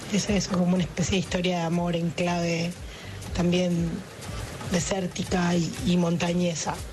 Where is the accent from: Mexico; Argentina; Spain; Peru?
Argentina; Mendoza; Yo soy de Mendoza